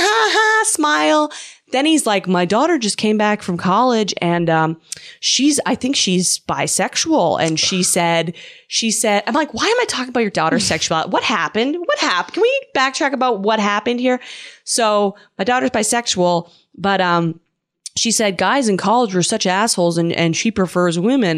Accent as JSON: {"language": "English", "country": "Canada", "said": "I'm from Canada"}